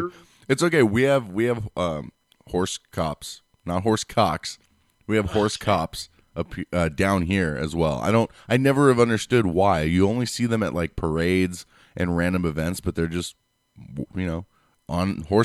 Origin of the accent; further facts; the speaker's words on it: San Diego, California, United States; I'm from San Diego